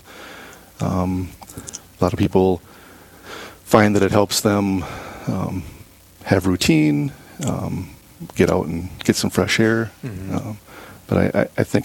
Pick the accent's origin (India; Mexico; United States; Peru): United States; Rochester, Minnesota; moved away as an adult; also born or lived in St. Cloud, Minnesota / St. Paul, Minnesota; now in Duluth, United States; I grew up in Rochester, Minnesota